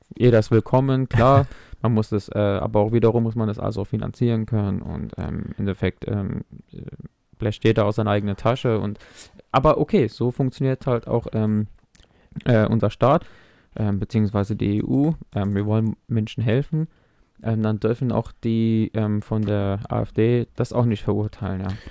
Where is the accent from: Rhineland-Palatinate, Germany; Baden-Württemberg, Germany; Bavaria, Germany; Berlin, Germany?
Rhineland-Palatinate, Germany; Mainz; ich bin in Mainz geboren